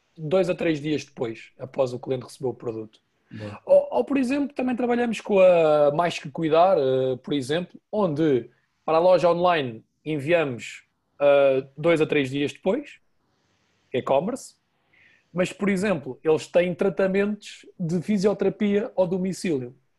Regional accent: Portugal; sou português

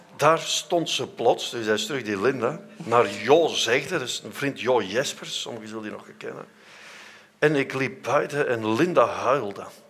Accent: Vorselaar, Flanders, Belgium; ik ben van Voslaar

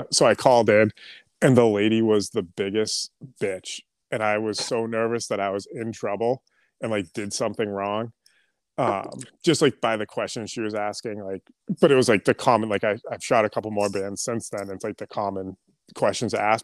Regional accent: New England, United States; also born or lived in Southern New Hampshire; I, uh, live in Southern New Hampshire, um, born and raised in New England

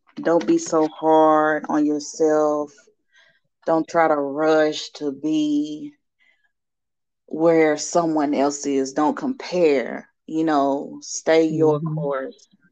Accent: Nashville, Tennessee, United States; also born or lived in Chattanooga; I was born in Chattanooga, but, you know, really from Nashville. I've been here since I was five.

